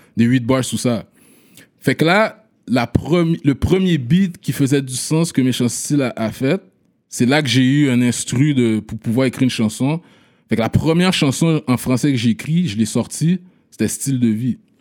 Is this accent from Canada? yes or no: yes; Montreal, Quebec, Canada; Je suis né là, puis j'ai déménagé à 8 ans dans le quartier P9.